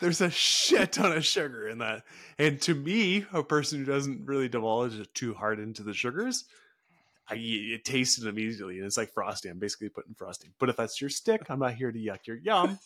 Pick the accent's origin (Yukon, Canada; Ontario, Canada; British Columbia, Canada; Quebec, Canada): British Columbia, Canada; Houston; I grew up in Houston, B C